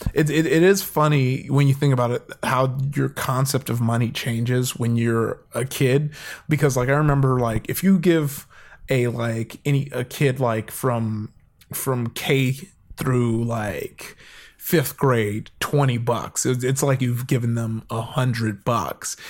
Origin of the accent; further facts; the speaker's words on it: Compton, California, United States; also born or lived in Downey, California; I grew up in, uh, L A. I'm in L